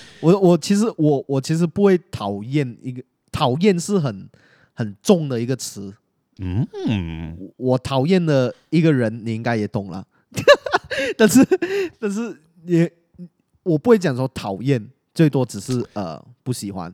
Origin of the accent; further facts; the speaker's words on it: Penang, Malaysia; accent: Malaysian-accented Mandarin; 我，我跟你都是来自同样的学校嘛嗯。然后我们的学校在，毕竟在槟城啊，然后我们都是很华人的一个